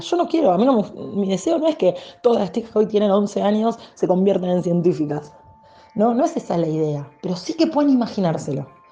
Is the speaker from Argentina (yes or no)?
yes; Argentina